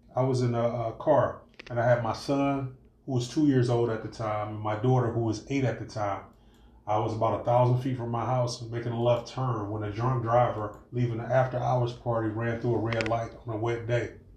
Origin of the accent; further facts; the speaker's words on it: Cleveland, Ohio, United States; we grew up in Cleveland